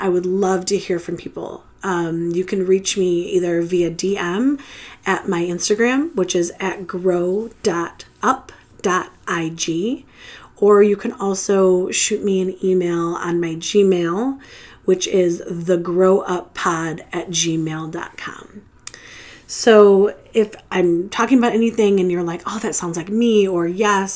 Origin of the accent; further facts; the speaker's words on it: Metro Detroit area, Michigan, United States; I am from the Metro Detroit area, which means I don't live in Detroit proper, but I am just outside of Detroit, Michigan.